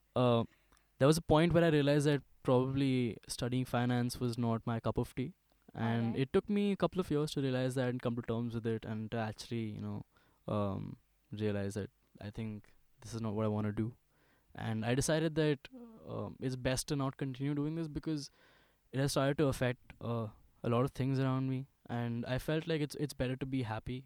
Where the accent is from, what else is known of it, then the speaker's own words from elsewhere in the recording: Ghaziabad, Uttar Pradesh, India; I was born in Ghaziabad. I studied in the school called DLF Public School for the longest time, from pre nursery